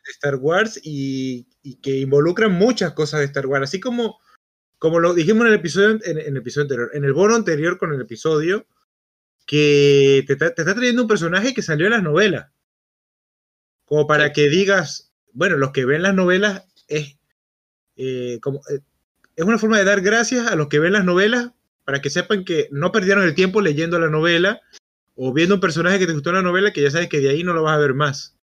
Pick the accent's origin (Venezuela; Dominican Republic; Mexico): Venezuela; moved away as an adult; cuando yo salí de Venezuela que atravesé Brasil